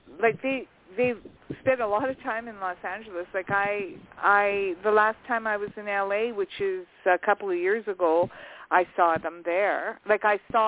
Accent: Canada; I'm a Canadian.

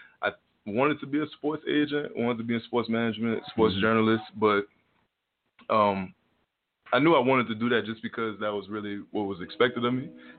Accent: New Orleans, Louisiana, United States; now in Tulsa, United States; New Orleans.

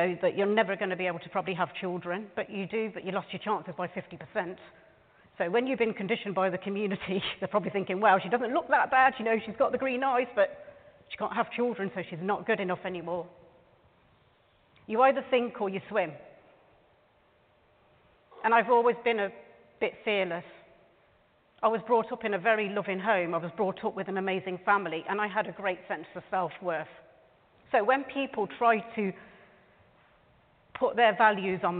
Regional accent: United Kingdom; also born or lived in Canada; This is my country. I'm born and raised in this country, and I am so proud of being British

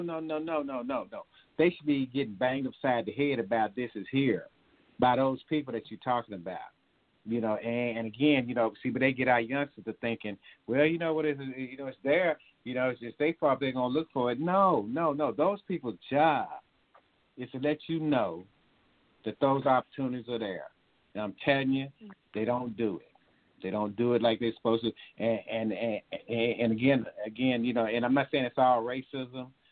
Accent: Ennis, Texas, United States; my hometown, Ennis

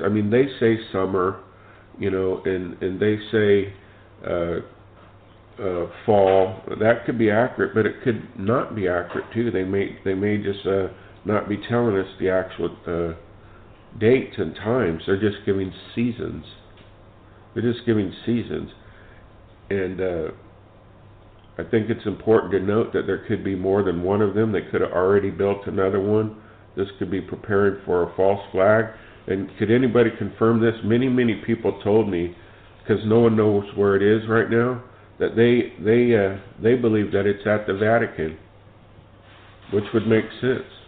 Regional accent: California, United States; I was born and raised here in California

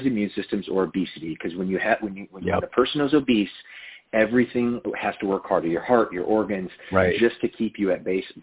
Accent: Midwest, United States; moved away as an adult; also born or lived in Los Angeles; now in Orange County, United States; I'm originally from the Midwest

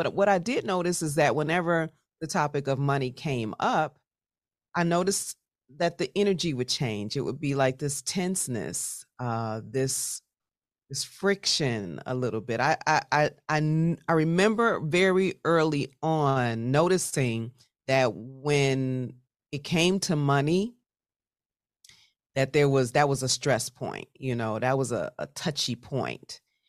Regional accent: Chicago, Illinois, United States; So I grew up, I'm originally from Chicago, Southside represent, grew up in West Englewood, beautiful family.

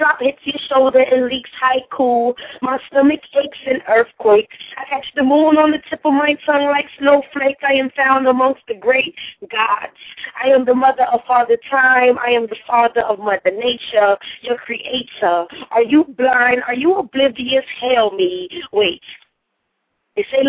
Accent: New York City, New York, United States; now in Tampa, United States; I'm from Brooklyn, but I'm in Tampa, Florida right now

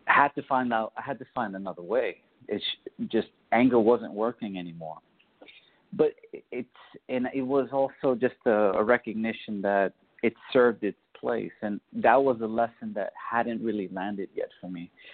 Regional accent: New York City, New York, United States; I grew up in the South Bronx.

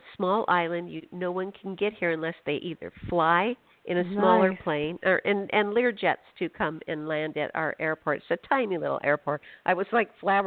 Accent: Phoenix, Arizona, United States; now in Washington, United States; I'm from Phoenix

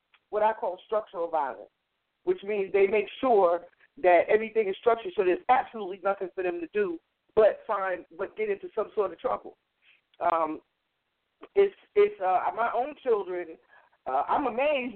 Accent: New York, United States; now in New Jersey, United States; I grew up in New York

